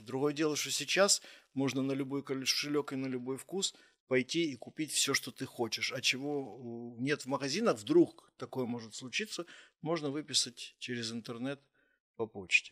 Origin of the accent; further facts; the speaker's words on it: Kyiv, Ukraine; also born or lived in Kharkiv; я из Киева